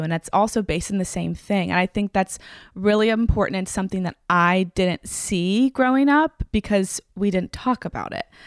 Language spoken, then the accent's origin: English; Franklin, Tennessee, United States; I grew up in Franklin, Tennessee, which is right outside of Nashville